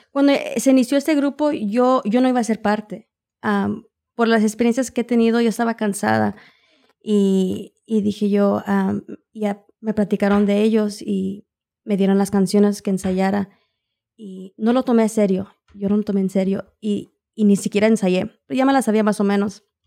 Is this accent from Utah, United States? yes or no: no; Oklahoma City, Oklahoma, United States; nací aquí en Oklahoma City, empecé a cantar pues desde muy chiquilla